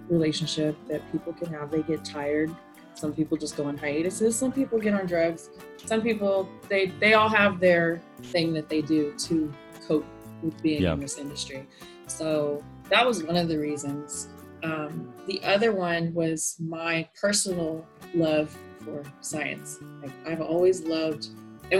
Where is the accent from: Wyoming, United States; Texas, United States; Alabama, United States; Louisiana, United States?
Texas, United States; Fort Worth; now in Plano, United States; I grew up in Fort Worth, Texas.